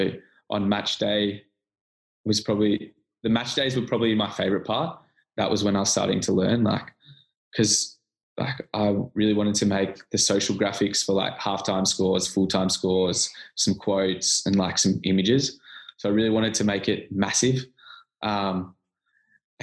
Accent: Bulleen, Victoria, Australia; I'm from Bulleen, so Williamstown was quite far away.

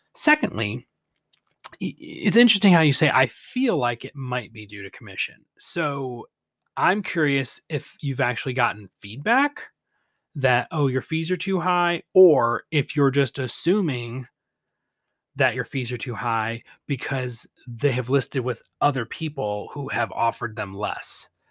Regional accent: Michigan, United States; Lansing, Michigan, my home state.

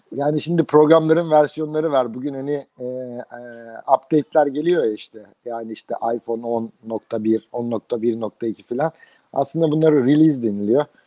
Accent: Izmir, Turkey; moved away as an adult

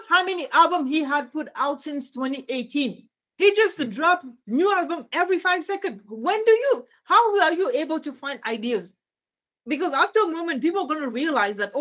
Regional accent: Canada; I'm Canadian

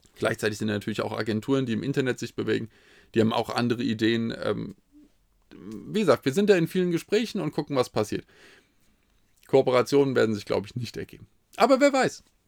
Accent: Hesse, Germany; als Hesse

